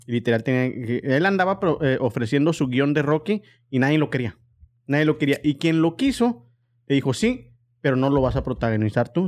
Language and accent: Spanish; Mexico; como mexicano